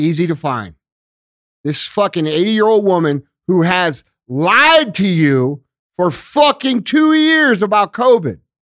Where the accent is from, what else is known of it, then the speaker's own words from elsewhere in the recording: St. Louis, Missouri, United States; I'm from Saint Louis and started here